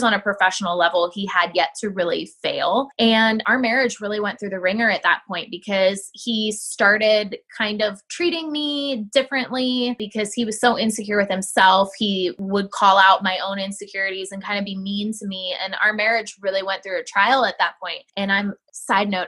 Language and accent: English; Ohio, United States; moved away; I grew up in Ohio. So I know all about cornfields